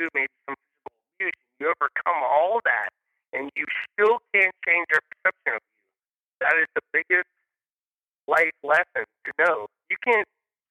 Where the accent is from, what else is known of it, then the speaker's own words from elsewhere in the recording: Sharpsburg, United States; We grew up dirt poor in Sharpsburg on welfare